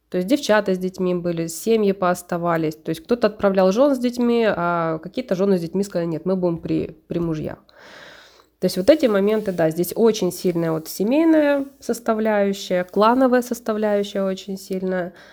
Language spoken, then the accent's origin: Russian; Poltava, Poltava Oblast, Ukraine; Но я родилась в Полтаве. На данном этапе это Украина. Я украинка.